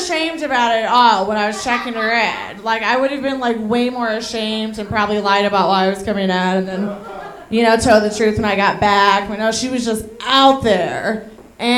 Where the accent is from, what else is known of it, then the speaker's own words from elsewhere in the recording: Chicago, Illinois, United States; moved away as an adult; now in Denver, United States; I live in Denver. I've been in Denver 2 years. I'm from Chicago